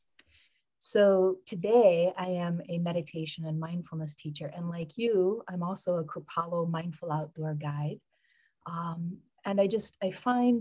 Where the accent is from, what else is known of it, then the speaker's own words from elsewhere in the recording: Michigan, United States; I grew up in Michigan and spent a lot of time with my grandparents